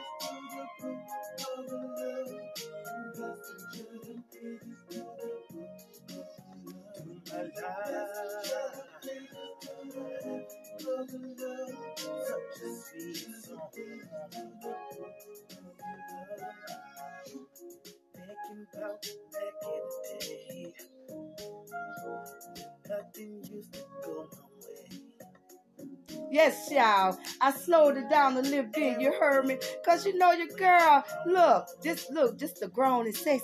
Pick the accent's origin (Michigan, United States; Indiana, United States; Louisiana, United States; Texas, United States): Louisiana, United States; New Orleans; now in Hattiesburg, United States; I'm from New Orleans